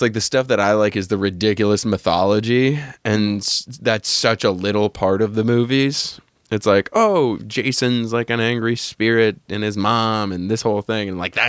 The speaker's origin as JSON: {"language": "English", "region": "New Hampshire", "country": "United States", "tie": "born or raised there", "moved": "yes", "said": "when I was growing up in New Hampshire, it was woods."}